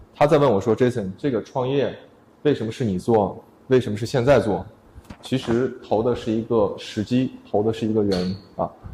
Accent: Urumqi, Xinjiang, China; moved away as an adult; also born or lived in Beijing / Shenzhen; 其实我们都是在新疆乌鲁木齐长大，后来到了十八岁呢，去了北京读书，然后呃又一起去创业

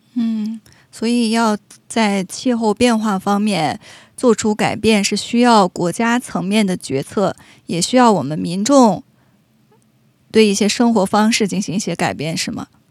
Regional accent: Canada; 我们加拿大人

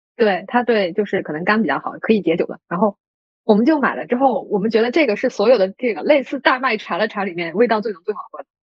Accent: Yunnan, China; moved away; 我们老家云南那边

